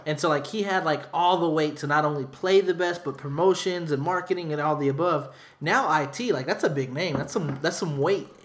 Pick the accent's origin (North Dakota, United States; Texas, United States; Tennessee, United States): Texas, United States; San Antonio; I was born in San Antonio